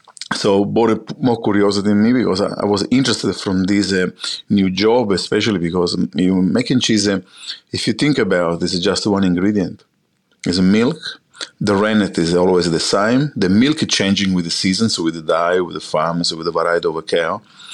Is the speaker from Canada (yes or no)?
no; Sicily, Italy; English is a second language; moved away as an adult; now in Australia; As an Italian, I grew up in Sicily all my life before I came to Australia. I was born in Sicily